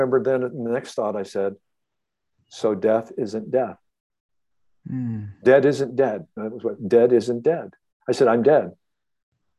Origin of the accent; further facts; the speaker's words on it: Ohio, United States; I'm a kid from Ohio